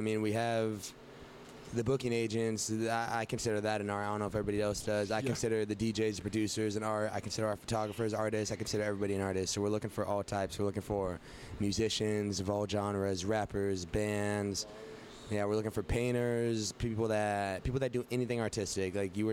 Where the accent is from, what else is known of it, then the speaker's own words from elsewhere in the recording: Fresno, California, United States; we come from Fresno